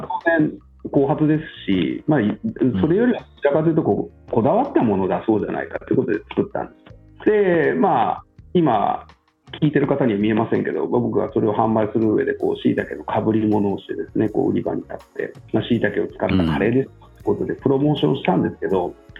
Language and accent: Japanese; Kyushu, Japan; 九州の出身